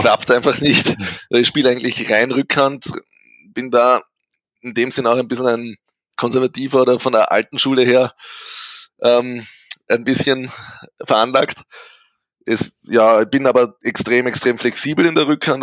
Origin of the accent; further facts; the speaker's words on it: St. Pölten, Lower Austria, Austria; Bin eben aus Österreich, genauer aus St. Pölten